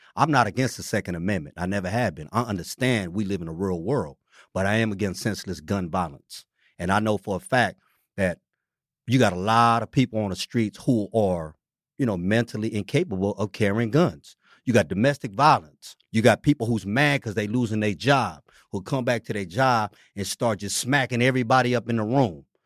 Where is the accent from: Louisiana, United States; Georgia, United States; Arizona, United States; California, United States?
California, United States; San Francisco; this neighborhood where I'm born and raised in District Six